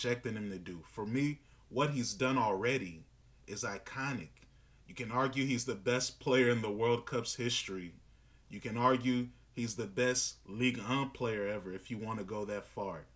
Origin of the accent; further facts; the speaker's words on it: Northern Virginia, United States; growing up in Northern Virginia